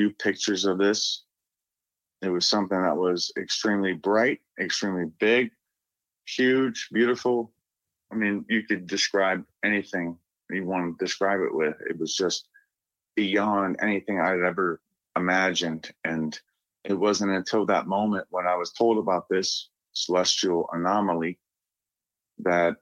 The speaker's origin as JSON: {"language": "English", "region": "Northeast Ohio", "country": "United States", "said": "I'm from Northeast Ohio"}